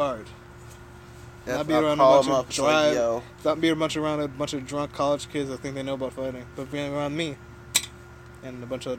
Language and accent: English; Canada; my family's going crazy because we're Canadian.